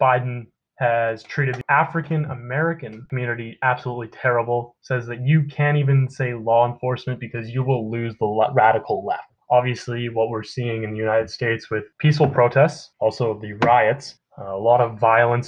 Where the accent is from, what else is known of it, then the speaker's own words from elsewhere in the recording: Canada; I'm Canadian